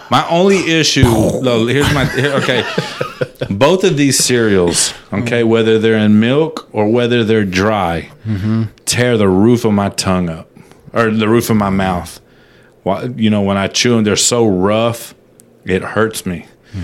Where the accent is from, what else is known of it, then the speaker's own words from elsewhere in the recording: United States; No, I'm American.